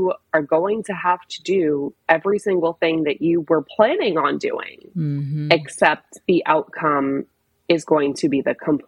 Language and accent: English; New Jersey, United States; moved away as an adult; now in Washington, DC, United States; I'm originally from New Jersey, but I've been based in DC for, almost 15 years now